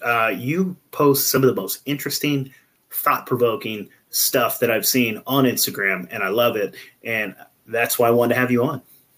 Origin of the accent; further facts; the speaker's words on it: California, United States; now in Pacific Northwest, United States; I came from Northern California before, like Humboldt County-ish area, if you know where any of that is.